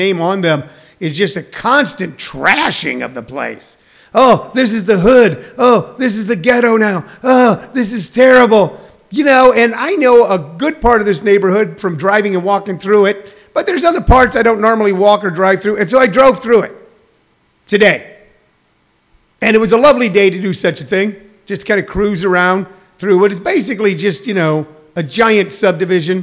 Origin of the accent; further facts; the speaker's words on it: Midwest, United States; now in Arizona, United States; I'm from the Midwest